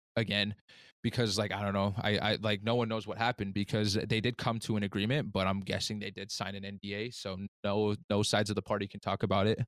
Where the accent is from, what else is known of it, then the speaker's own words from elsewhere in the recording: United States; I'm Native American